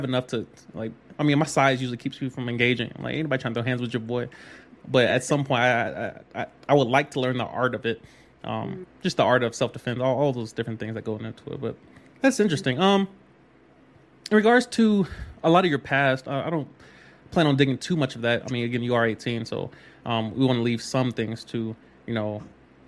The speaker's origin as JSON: {"language": "English", "region": "upstate New York", "country": "United States", "tie": "born or raised there", "also_born_or_lived": "Florida", "moved": "yes", "said": "I was raised in upstate New York. I claim New York"}